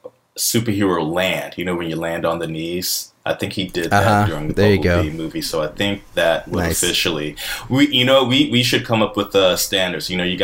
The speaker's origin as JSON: {"language": "English", "region": "North Carolina", "country": "United States", "tie": "born or raised there", "said": "those films were shot in Wilmington, North Carolina, my home state."}